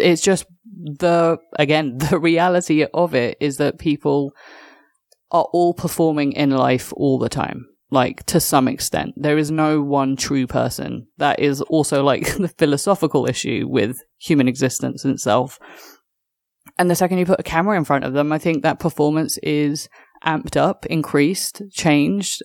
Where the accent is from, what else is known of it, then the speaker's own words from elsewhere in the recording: United Kingdom; as a Brit that grew up on EastEnders